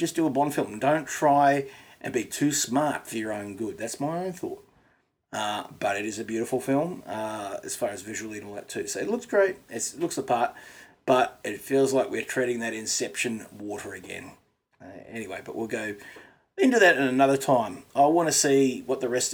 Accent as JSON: {"language": "English", "country": "Australia", "said": "as an Aussie"}